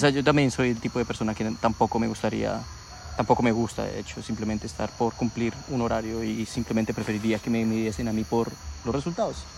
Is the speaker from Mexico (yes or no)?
no; Colombia; nosotros tenemos aquí en Colombia